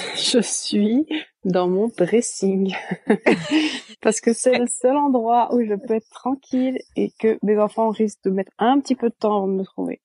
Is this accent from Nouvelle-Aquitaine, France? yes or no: no; Brittany, France; moved away as an adult; also born or lived in Belgium; now in California, United States; je viens de Bretagne en, bah, en France